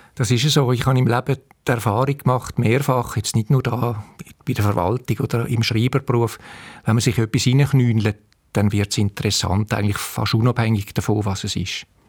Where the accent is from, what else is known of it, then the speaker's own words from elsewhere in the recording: Winterthur, Zurich, Switzerland; moved away as an adult; now in St. Gallen, Switzerland; ich bin halt in Winterthur aufgewachsen